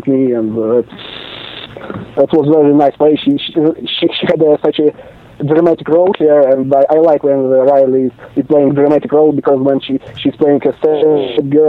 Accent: Moscow, Russia; I'm from other side of the planet, from Moscow, Russia

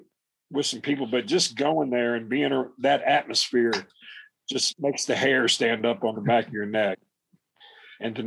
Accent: the South, United States; I was a country boy, so they went with the Texas gimmick. And Tex was a Florida boy. So we're both from the South.

